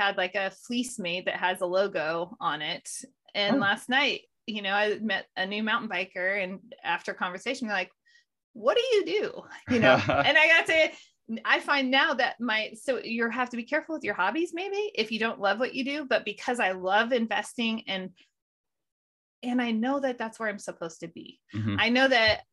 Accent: Modesto, California, United States; moved away as an adult; also born or lived in Denver, Colorado; now in North Idaho, United States; I grew up in Modesto, California

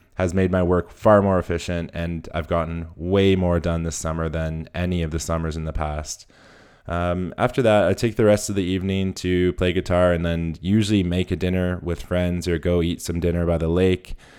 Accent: Whistler, British Columbia, Canada; my hometown in Whistler

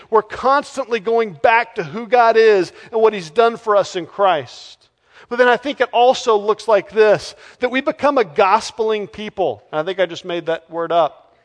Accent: Texas, United States; moved away; I'm from Texas

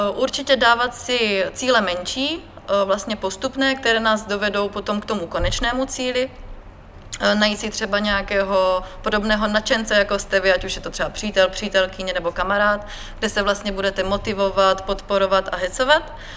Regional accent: Brno, South Moravian Region, Czechia; Narodila jsem se v Brně

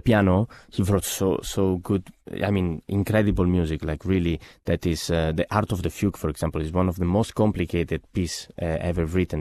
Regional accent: Genoa, Liguria, Italy; moved away; I come from Genoa, which is the birthplace of Paganini

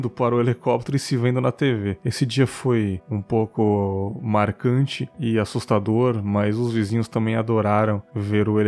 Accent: São Paulo, Brazil; disse que eu sou de São Miguel Paulista, me mudei para um conjunto habitacional do governo mais ou menos em 98, 99. Era um lugar muito tranquilo, dificilmente acontecia alguma coisa pesada pela redondeza.

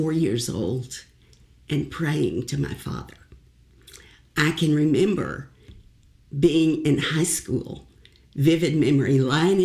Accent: Hot Springs, Arkansas, United States; moved away as an adult; also born or lived in Arkadelphia, Arkansas / Washington, D.C.; I was born in Hot Springs, Arkansas

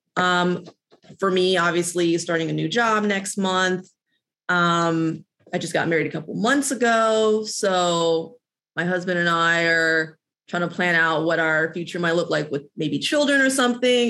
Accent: Midwest, United States; now in Los Angeles, United States; I'm from the Midwest

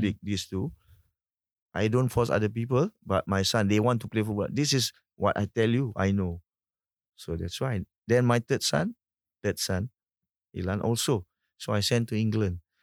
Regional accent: Singapore; as a Singaporean

